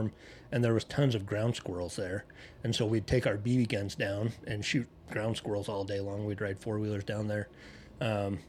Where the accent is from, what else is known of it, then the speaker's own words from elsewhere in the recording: Mud Lake, Idaho, United States; I'm a hillbilly from Mud Lake, Idaho